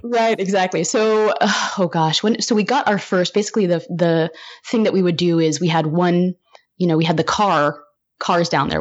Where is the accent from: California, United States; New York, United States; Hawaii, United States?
California, United States; Humboldt County, Northern; born or raised there